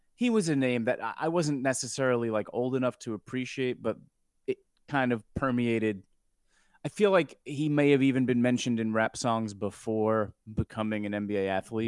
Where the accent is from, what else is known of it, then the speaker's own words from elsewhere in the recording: New York, United States; I'm from New York